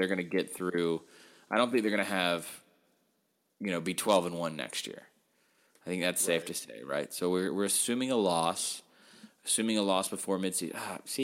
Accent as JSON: {"language": "English", "region": "the South", "country": "United States", "said": "I'm from the South"}